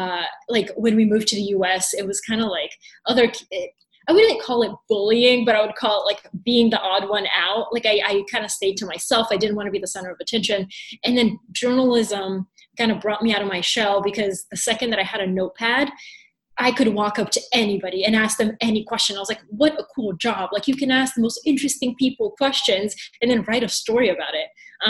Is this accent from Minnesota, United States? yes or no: no; Atlanta, Georgia, United States; also born or lived in Bulgaria; So very quickly, I was born in Bulgaria. And in 1999, my dad won a green card to come to the United States. So we moved, of all places, to Atlanta, Georgia.